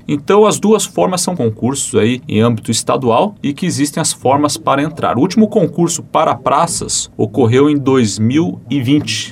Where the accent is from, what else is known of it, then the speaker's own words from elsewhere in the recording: Curitiba, Paraná, Brazil; moved away as an adult; now in Coronel Vivida, Brazil; eu sou natural de Curitiba, nasci em Curitiba e me criei é, em Curitiba e até os meus 28 anos morei em Curitiba